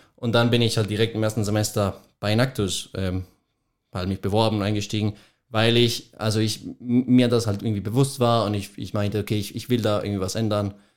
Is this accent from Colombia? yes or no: yes; Colombia; German is a second language; moved away as an adult; now in Munich, Germany; Ich komme, ich komme aus Kolumbien, ähm, genau bin, also mein ganzes Leben habe ich auch in Kolumbien verbracht und habe auch dort mein Abitur geschrieben